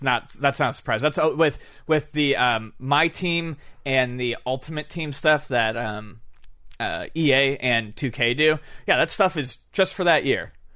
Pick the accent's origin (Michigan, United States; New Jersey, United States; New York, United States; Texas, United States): New York, United States; Buffalo; moved away; When I was growing up in Buffalo